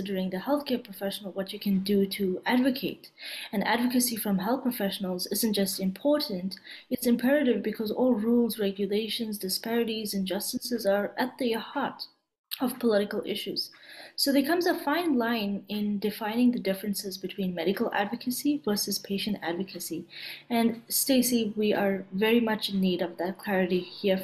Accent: Canada; I'm a Canadian medical student

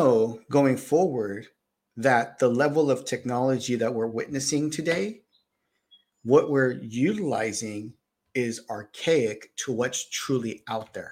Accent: Bay Area, California, United States; moved away; I came from the Bay Area also. So as a kid growing up, we learned programming

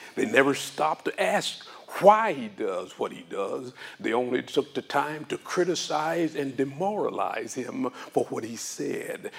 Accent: Arkansas, United States; I grew up in Arkansas.

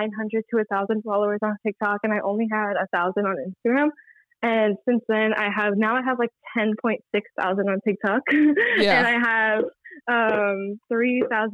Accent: New York City, New York, United States; also born or lived in Brooklyn, New York City; I was born in Brooklyn, and then I moved to Queens when I was like 8.

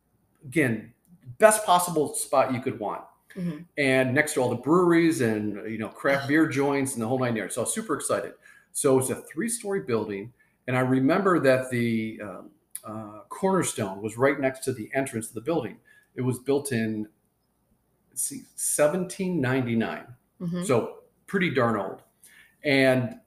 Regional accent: Michigan, United States; moved away as an adult; also born or lived in Marietta, Ohio; when I grew up in Michigan

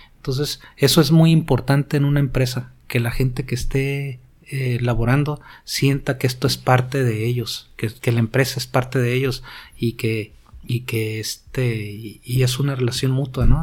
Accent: Tijuana, Baja California, Mexico; Yo soy de Tijuana. Tengo toda mi vida aquí

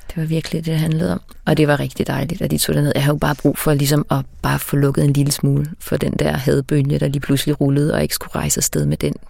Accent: Mozambique; now in Denmark; Mozambique, hvor jeg er opvokset

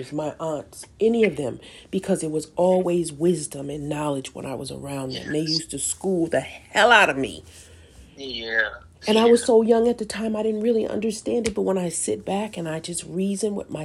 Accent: Detroit, Michigan, United States; moved away; I'm not in the city that I was born. I'm in a completely different place. And I do have family here, you know, people who have my back. But when you talk about where I'm from the D

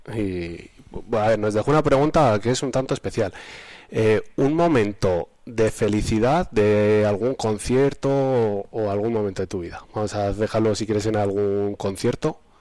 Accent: Almazán, Castile and León, Spain; Almazán, que es mi pueblo

